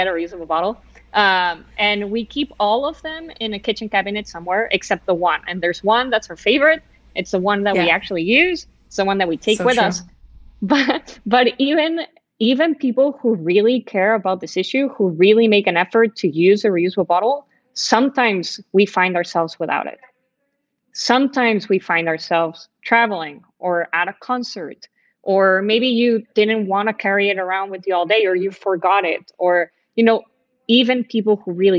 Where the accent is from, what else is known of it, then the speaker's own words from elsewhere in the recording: Mexico; moved away as an adult; also born or lived in Miami, United States; I grew up in Mexico